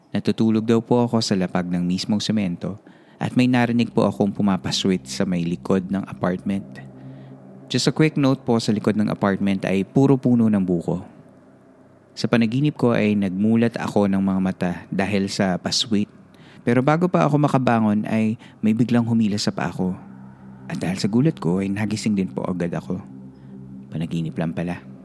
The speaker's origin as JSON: {"language": "Tagalog", "area": "Nueva Ecija", "region": "Central Luzon", "country": "Philippines", "also_born_or_lived": "Bataan", "moved": "as an adult", "said": "originally, from Nueva Ecija po ako"}